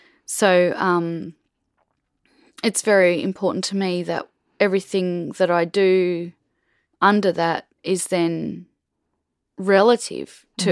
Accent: Brisbane, Queensland, Australia; now in North Stradbroke Island, Australia; I was born in South Brisbane

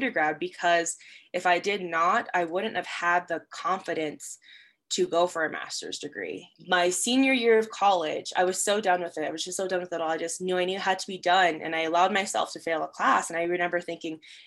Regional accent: Las Cruces, New Mexico, United States; moved away as an adult; also born or lived in Rio Rancho, New Mexico; I am originally from Las Cruces, New Mexico, but I've been living in the Rio Rancho, Albuquerque area for the last 6 to 7 years

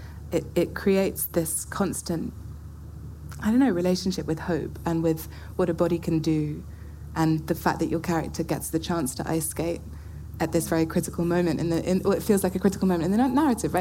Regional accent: England, United Kingdom; accent: English; my English accent

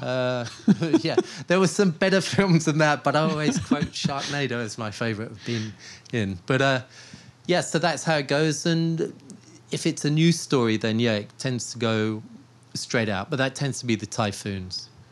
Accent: Portsmouth, South East England, United Kingdom; now in Taipei, Taiwan; Portsmouth, where I grew up

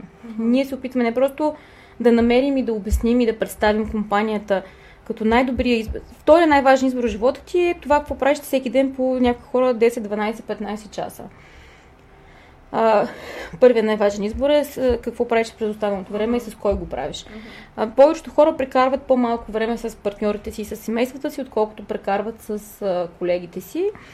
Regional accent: Burgas, Burgas Province, Bulgaria; аз съм от Бургас

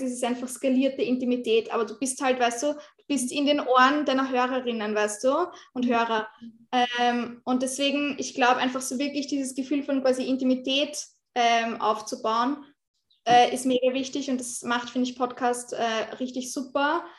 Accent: Austria; bei uns in Österreich

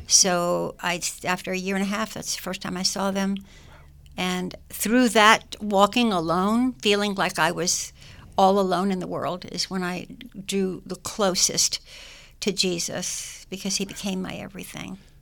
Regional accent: United States; also born or lived in Germany; I was born in Germany and we came to America when I was two years old.

